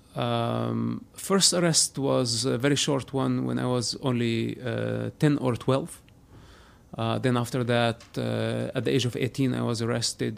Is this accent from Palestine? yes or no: yes; Palestine; moved away as an adult; now in United States; I was born a Palestinian. Uh-huh. Today I'm an American